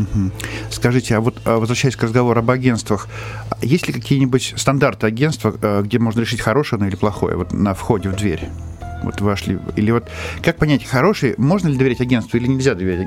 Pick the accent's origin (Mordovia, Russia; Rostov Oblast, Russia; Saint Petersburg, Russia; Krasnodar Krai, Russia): Krasnodar Krai, Russia; из Краснодарского края как раз, ну, у нас наши корни